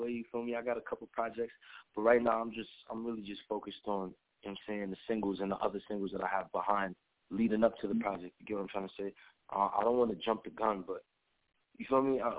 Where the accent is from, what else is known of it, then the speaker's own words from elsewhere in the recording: New York City, New York, United States; I'm from Brooklyn, New York and shit. Uh, I was born in Flatbush. I was raised in Canarsie, but I represent Canarsie all the way.